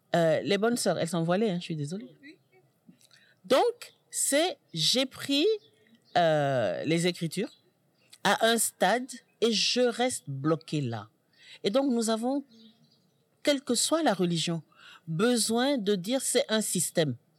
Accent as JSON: {"language": "French", "country": "Senegal", "said": "en tant que Sénégalaise, mère et grand-mère"}